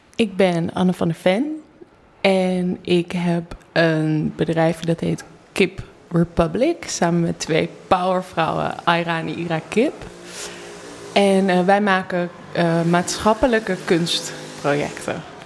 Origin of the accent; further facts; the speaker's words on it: North Brabant, Netherlands; uit een hele grote Brabantse gezellige familie